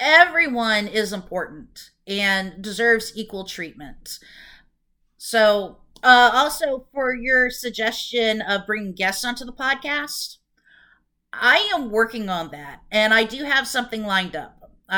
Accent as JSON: {"language": "English", "region": "California", "country": "United States", "tie": "born or raised there", "said": "I grew up in Orange County and saw a lot of the LA gang violence and crack problems on the news"}